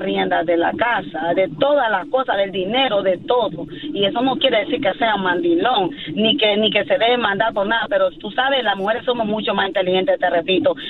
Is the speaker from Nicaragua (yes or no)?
yes; Nicaragua; yo soy de Nicaragua